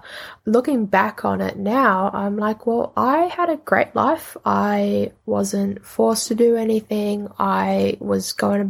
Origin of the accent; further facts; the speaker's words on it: New Zealand; also born or lived in Indonesia; Saying that I am an Indonesian-born Kiwi means that I am accepting, and I love the fact that I am Indonesian and that I got to live in New Zealand for a majority of my life.